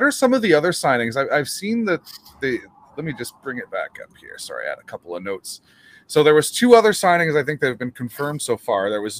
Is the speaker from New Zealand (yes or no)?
no; Canada; I'm Canadian and I hold on to these things very dear.